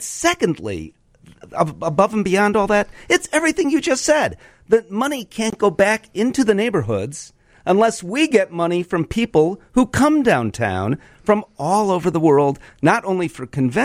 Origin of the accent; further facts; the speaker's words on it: Chicago, Illinois, United States; I'm a Chicagoan.